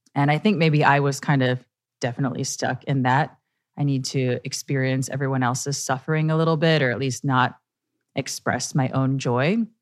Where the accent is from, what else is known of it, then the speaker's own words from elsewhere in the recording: Chicago, Illinois, United States; moved away; also born or lived in New York; I love my hometown, Chicago, Illinois